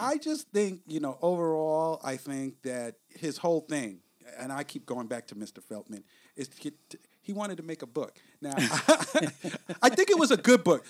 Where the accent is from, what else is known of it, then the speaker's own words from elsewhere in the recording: New York, United States; accent: New York; I guess that's my New York accent